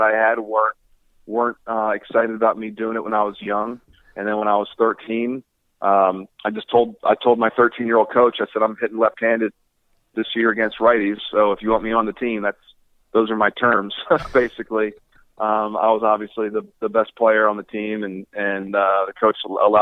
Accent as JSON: {"language": "English", "town": "Baltimore", "region": "Maryland", "country": "United States", "tie": "born or raised there", "said": "I grew up in Baltimore"}